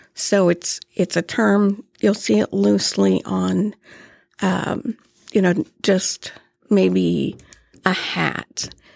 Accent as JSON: {"language": "English", "town": "Topeka", "region": "Kansas", "country": "United States", "tie": "born or raised there", "said": "born and raised in Topeka"}